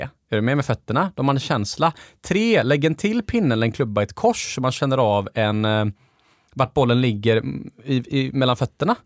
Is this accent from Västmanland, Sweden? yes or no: no; Gothenburg, Västra Götaland, Sweden; när jag växte upp på Delsjön